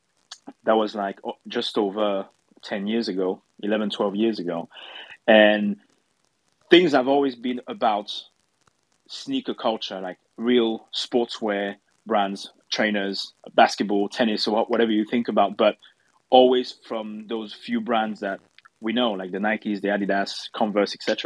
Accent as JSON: {"language": "English", "country": "France", "also_born_or_lived": "London", "moved": "as an adult", "said": "I'm French, I come from France, but when I was studying in London"}